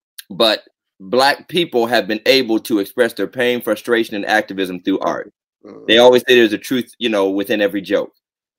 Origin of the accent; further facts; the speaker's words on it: Southington, United States; growing up in Southington and moving there when I was going to the sixth grade, which is a formative year